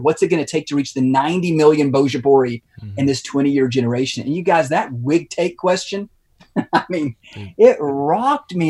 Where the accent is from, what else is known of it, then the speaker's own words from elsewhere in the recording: Lubbock, Texas, United States; also born or lived in Fort Worth; leading us back to my hometown of Lubbock in West Texas to start a church